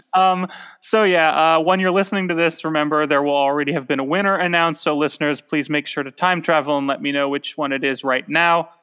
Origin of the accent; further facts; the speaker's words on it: Tucson, Arizona, United States; moved away; when I was a kid growing up in Tucson